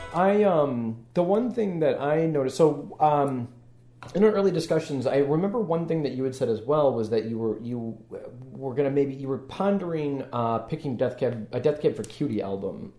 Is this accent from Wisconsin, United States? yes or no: yes; Madison, Wisconsin, United States; now in Chicago, United States; I'm originally from Wisconsin